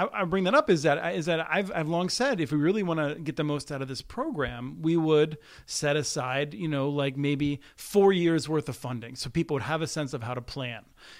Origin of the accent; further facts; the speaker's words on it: Pennsylvania, United States; I grew up in Pennsylvania.